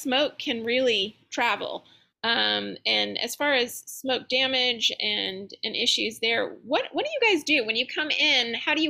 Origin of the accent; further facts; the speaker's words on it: California, United States; now in Louisiana, United States; I came from California, and that is obviously, fires have always been an issue, and I've been through a few evacuations, but never thought that that would be an issue here.